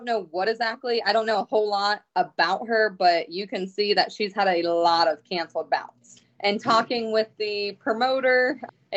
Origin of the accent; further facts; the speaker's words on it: Ohio, United States; my hometown